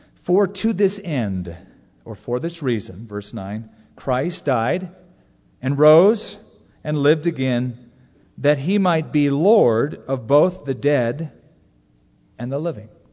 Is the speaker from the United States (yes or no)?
yes; California, United States; when I was growing up in California